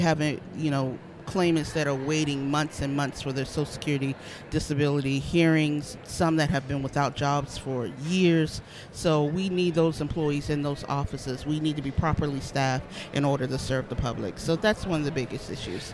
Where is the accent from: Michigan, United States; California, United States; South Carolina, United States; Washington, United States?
South Carolina, United States; Charleston; I am actually from Charleston, South Carolina